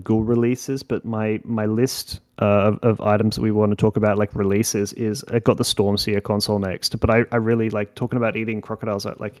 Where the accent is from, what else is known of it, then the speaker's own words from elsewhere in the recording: England, United Kingdom; now in Australia; I'm English